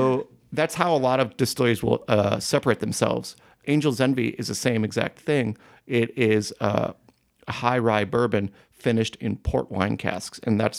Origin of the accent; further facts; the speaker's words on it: Cleveland, Ohio, United States; oh, I'm from Cleveland. I drove all the way out here to be with my Seattle brethren.